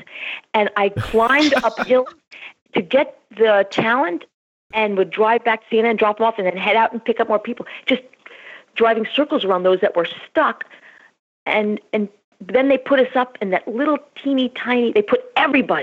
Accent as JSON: {"language": "English", "country": "United States", "tie": "born or raised there", "moved": "as an adult", "lives_now": "Atlanta, United States", "said": "I grew up in Washington. I'm from Washington"}